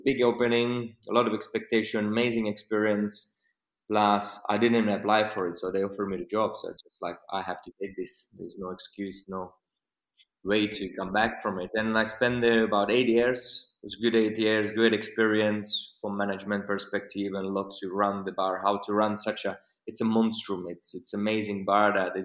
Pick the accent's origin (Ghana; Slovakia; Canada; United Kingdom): Slovakia; English is a second language; moved away as an adult; my bartending career started in a country where I'm from, Slovakia